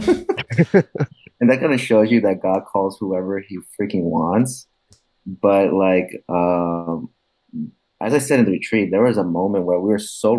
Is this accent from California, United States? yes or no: yes; California, United States; now in New Jersey, United States; I'm actually from California, but now I'm living in New Jersey